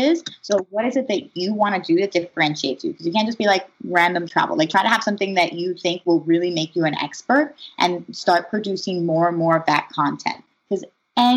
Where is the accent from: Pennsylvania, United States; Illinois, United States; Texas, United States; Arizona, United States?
Pennsylvania, United States; Philadelphia; I grew up in Philadelphia, so I have some background here